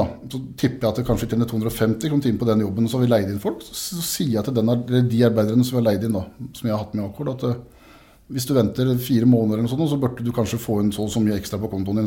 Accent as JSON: {"language": "Norwegian", "area": "Grenland", "region": "Vestfold og Telemark", "country": "Norway", "also_born_or_lived": "Siljan", "said": "men i Grenland, som jeg kommer fra, så er det jo en kultur fra industrien"}